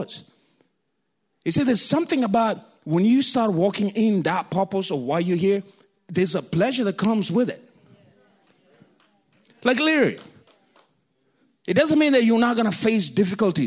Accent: Kenya; accent: African; moved away; When I was in Kenya

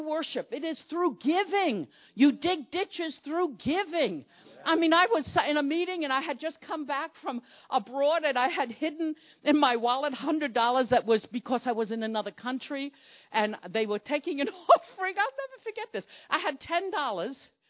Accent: New York City, New York, United States; accent: Brooklyn; moved away; we're from Brooklyn, New York. Could any of you hear the Brooklyn accent

